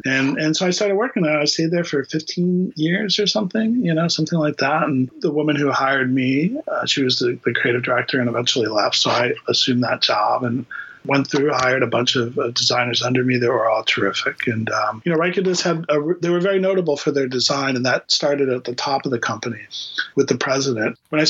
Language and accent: English; Miami, Florida, United States; now in Boston, United States; I was born and raised in Miami, Florida. I came to Boston to go to Boston University.